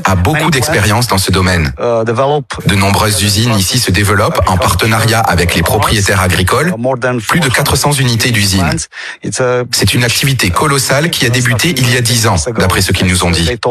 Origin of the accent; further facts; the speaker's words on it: Romania; je viens de Roumanie, Distrigaz Sud Retel. Je suis directeur régional en Roumanie